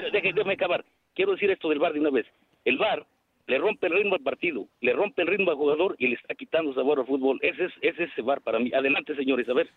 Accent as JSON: {"language": "Spanish", "country": "Mexico", "moved": "yes", "lives_now": "Chicago, United States", "said": "yo soy mexicano"}